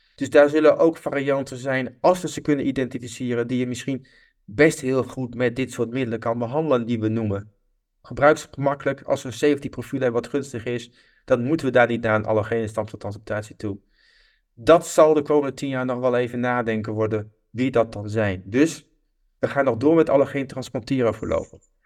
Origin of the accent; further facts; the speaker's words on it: Netherlands; als Nederlanders